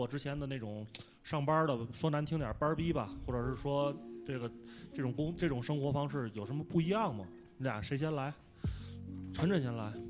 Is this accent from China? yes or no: yes; Tianjin, China; moved away as an adult; now in Dali, China; 我是天津人